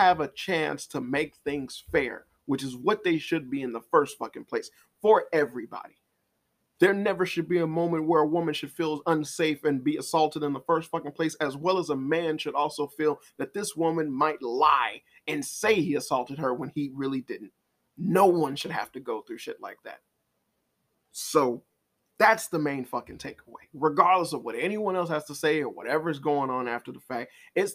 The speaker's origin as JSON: {"language": "English", "town": "Chicago", "region": "Illinois", "country": "United States", "said": "I'm from Chicago"}